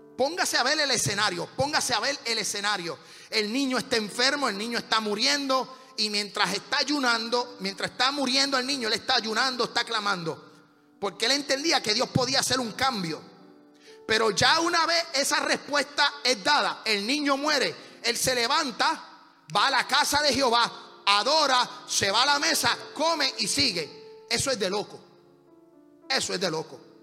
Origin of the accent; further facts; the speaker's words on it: Puerto Rico; nosotros nos quedamos con la peseta